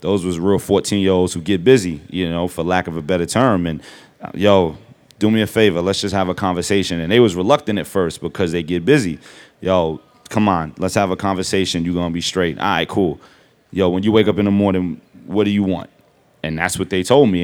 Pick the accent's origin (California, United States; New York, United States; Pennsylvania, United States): New York, United States; New York City; I'm from Brooklyn